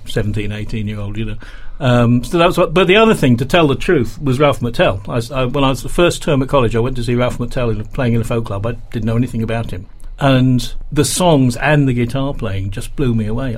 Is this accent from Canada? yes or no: no; Shrewsbury, West Midlands, United Kingdom; moved away; I grew, I grew up in Shrewsbury